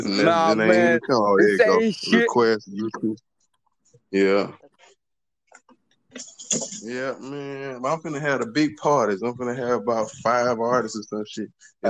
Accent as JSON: {"language": "English", "town": "Havana", "region": "Florida", "country": "United States", "said": "I'm from Havana, Florida."}